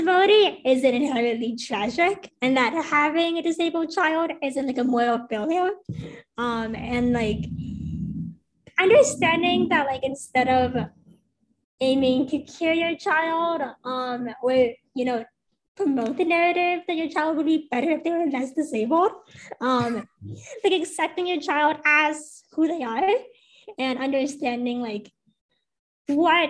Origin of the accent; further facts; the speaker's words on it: United States; being Chinese American